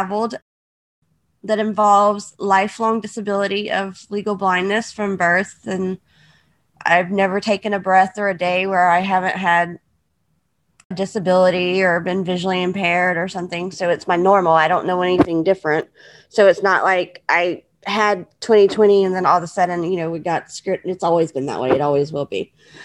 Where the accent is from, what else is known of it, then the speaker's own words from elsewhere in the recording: Houston, Texas, United States; I was born in Houston, Texas. That's where my parents were living at the time